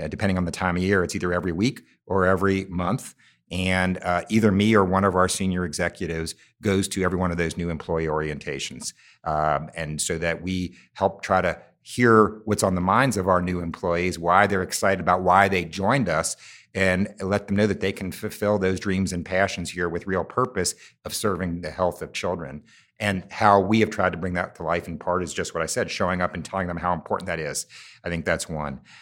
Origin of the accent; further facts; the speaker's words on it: Cincinnati, Ohio, United States; it happens to be in my hometown. Um, I look out from our building every day to the high school I went here, to the neighborhood my mother grew up